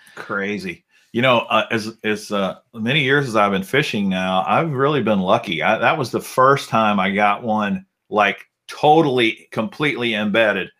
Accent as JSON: {"language": "English", "region": "Alabama", "country": "United States", "tie": "born or raised there", "said": "I was born in Alabama. Uh, my dad was an electrician"}